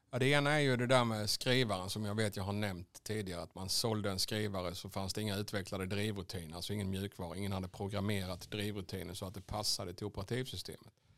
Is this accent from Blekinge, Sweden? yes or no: yes; Vekrum, Blekinge, Sweden; also born or lived in Karlskrona / Asarum / Svängsta; Vekrum, då började de första minnena dyka upp